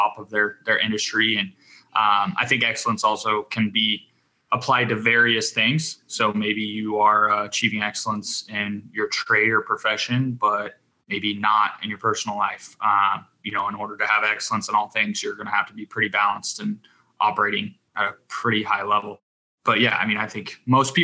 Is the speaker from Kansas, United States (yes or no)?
yes; Pratt, Kansas, United States; I grew up in a small town in Western Kansas, Pratt